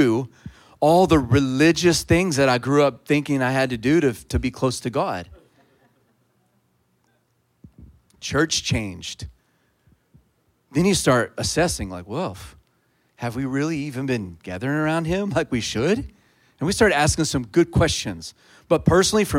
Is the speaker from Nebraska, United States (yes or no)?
no; Texas, United States; I'm a Texan